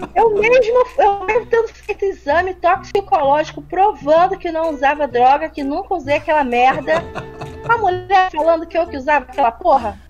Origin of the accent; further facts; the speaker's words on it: Brazil; eu sou brasileira